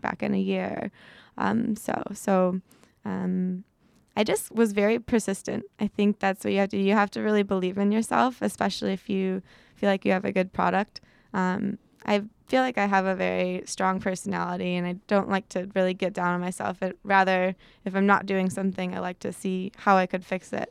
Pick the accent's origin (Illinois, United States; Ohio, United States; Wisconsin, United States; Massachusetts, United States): Illinois, United States; Chicago; moved away as an adult; also born or lived in Midwest; now in California, United States; I come from a pretty crazy big family back in Chicago